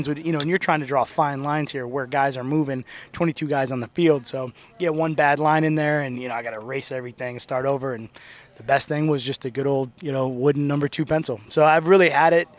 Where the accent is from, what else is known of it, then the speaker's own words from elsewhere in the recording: Sherrill, New York, United States; I grew up in Central New York, right in between Syracuse and Utica, a small city called Sherrill, New York, right outside of Oneida, New York